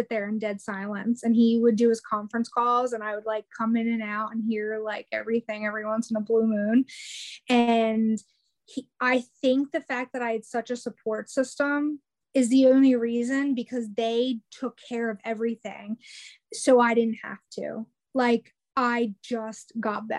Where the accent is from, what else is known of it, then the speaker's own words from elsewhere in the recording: New Jersey, United States; now in North Carolina, United States; I'm in North Carolina, I'm originally from New Jersey